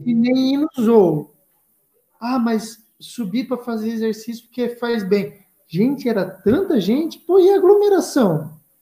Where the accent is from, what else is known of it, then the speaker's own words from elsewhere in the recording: Joinville, Santa Catarina, Brazil; eu, cresci em Joinville. Cresci em Joinville, esse ano eu faço 40 anos, ou seja, 40 anos de Joinville.